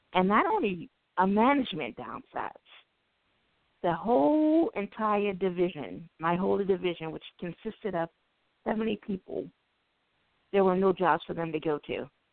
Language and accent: English; Baltimore, Maryland, United States; I grew up in Baltimore, and as we know, Baltimore right now is the number one murder city